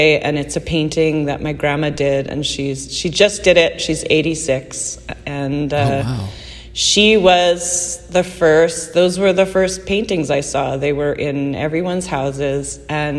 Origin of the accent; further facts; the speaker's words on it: outside of Calgary, Alberta, Canada; moved away as an adult; also born or lived in Red Deer / Vancouver; now in Montreal, Canada; So I was born in Calgary, grew up outside of Calgary, and then Red Deer for kind of the later part of my teen years until I moved to Vancouver.